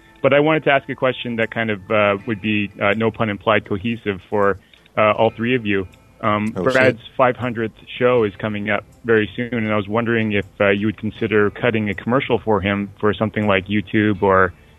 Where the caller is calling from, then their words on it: Ottawa, Ontario, Canada; Ottawa, Ontario.